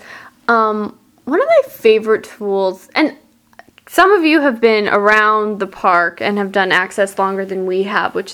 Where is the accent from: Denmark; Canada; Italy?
Canada; Birtle, Manitoba; also born or lived in Winnipeg, Manitoba; I grew up on a farm in Birtle, Manitoba, right in the middle of Canada